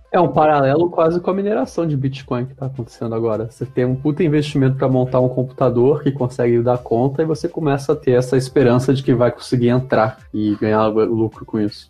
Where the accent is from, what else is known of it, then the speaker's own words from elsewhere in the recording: Rio de Janeiro, Brazil; now in São Paulo, Brazil; a coisa de carioca, que é a Erika não gosta, mas a gente puxa bastante assunto com todo mundo